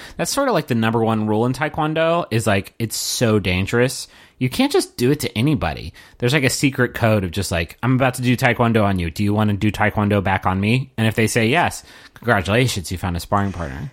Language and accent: English; West Virginia, United States; I'm from West Virginia